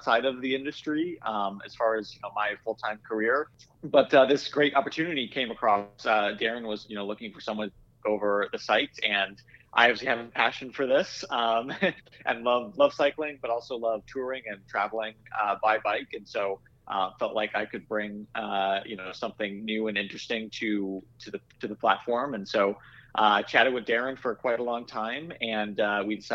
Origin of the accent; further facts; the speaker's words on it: Iowa, United States; I grew up in Iowa